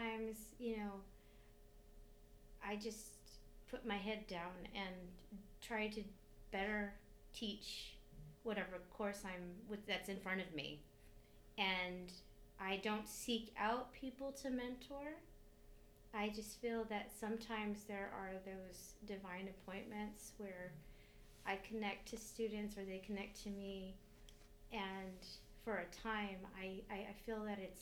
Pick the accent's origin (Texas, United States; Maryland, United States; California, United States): California, United States; San Fernando Valley; also born or lived in Edinburgh, Scotland; I'm from San Fernando Valley, California